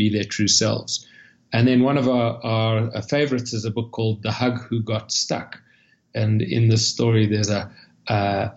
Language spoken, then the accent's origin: English; Cape Town, Western Cape, South Africa; moved away as an adult; now in United States; you'll hear from the accent that I'm not a local. I'm from Cape Town, South Africa.